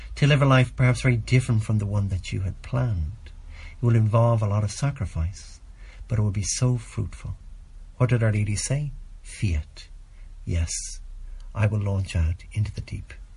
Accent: Ireland; here in my home country and here in Ireland

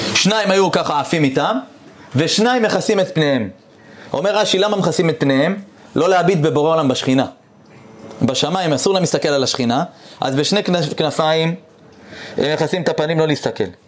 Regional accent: Eilat, Southern District, Israel; אני גדלתי באילת

